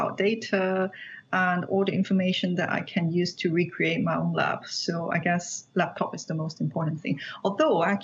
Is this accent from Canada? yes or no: no; Hong Kong; moved away as an adult; I was born and raised in Hong Kong. I did my PhD in Hong Kong